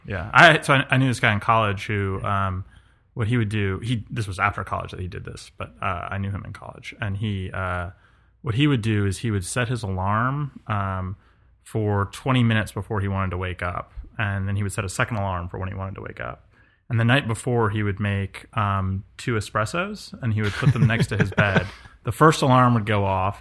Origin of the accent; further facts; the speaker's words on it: New York, United States; also born or lived in Colorado / California; now in the South, United States; I grew up in New York, lived in Colorado